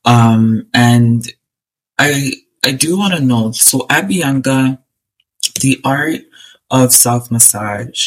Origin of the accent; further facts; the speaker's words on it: Ghana; as a Ghanaian